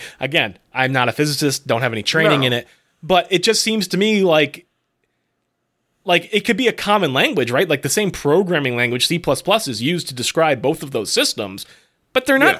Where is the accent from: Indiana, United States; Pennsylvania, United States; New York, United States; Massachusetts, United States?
Massachusetts, United States; West Springfield; You may have passed my hometown on the Mass Pike on the way there. West Springfield, exit 4.